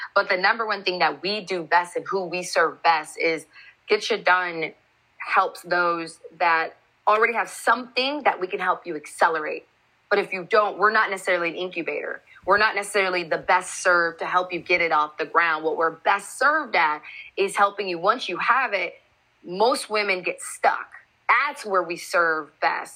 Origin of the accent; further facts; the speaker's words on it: Seattle, Washington, United States; moved away as an adult; also born or lived in Chicago; I grew up in the Seattle area